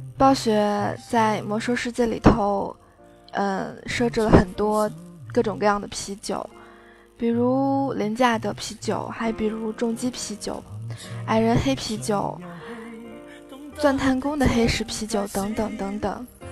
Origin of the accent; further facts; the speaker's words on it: Fujian, China; now in Beijing, China; 作为福建人，在中国的帝都